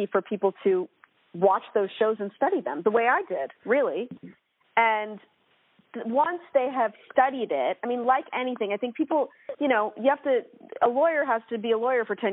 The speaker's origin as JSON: {"language": "English", "town": "Portland", "region": "Oregon", "country": "United States", "tie": "born or raised there", "said": "I grew up in Portland, Oregon, and had such a wonderful West Coast upbringing"}